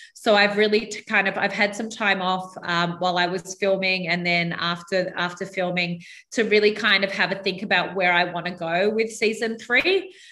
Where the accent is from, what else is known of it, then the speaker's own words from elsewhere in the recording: New South Wales, Australia; brought up on a very small island about an hour north of uh, Sydney in Australia